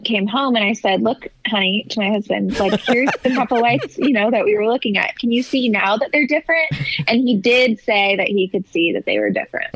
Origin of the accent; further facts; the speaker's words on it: California, United States; moved away; I'm actually originally from California